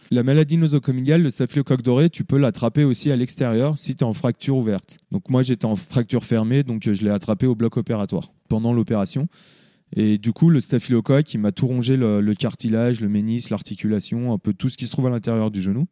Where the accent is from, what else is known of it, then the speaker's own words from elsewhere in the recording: Le Grand-Bornand, Auvergne-Rhône-Alpes, France; also born or lived in Annecy; je suis né euh, à Annecy, mais euh, j'ai toujours habité ici, au Grand Bornand. Donc, j'ai grandi ici